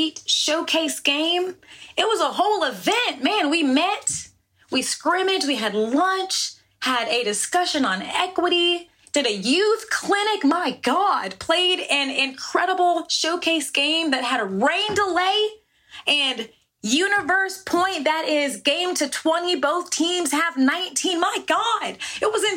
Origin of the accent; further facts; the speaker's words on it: New Jersey, United States; I was born in Jersey